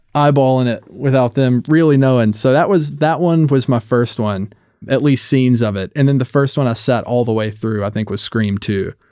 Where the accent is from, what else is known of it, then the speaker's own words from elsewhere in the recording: North Carolina, United States; I'm from North Carolina